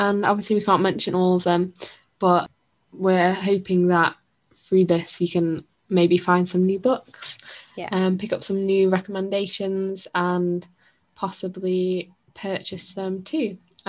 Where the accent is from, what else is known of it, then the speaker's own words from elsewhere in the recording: Blackpool, North West England, United Kingdom; I'm from Blackpool.